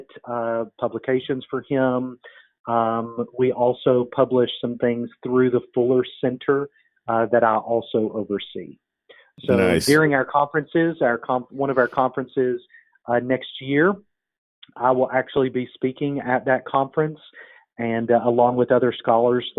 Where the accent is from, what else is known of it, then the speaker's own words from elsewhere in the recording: Kentucky, United States; I grew up in Kentucky